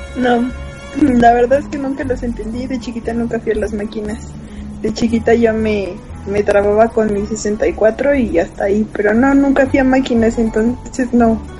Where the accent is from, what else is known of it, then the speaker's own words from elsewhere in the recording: Mexico City, Mexico; soy del DF